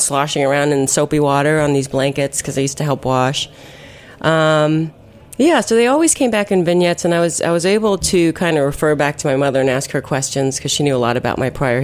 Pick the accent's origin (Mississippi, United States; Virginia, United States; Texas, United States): Virginia, United States; McLean; also born or lived in Uijeongbu, South Korea / New York; my parents moved me back to the States. I grew up in Northern Virginia, McLean, Tyson's Corner area.